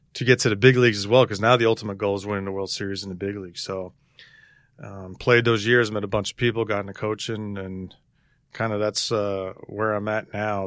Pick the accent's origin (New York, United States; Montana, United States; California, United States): New York, United States; New York City; moved away as an adult; Grew up, uh, a family of Yankee fans growing up in Astoria, just playing in the, in the, in the street, playing stickball all the time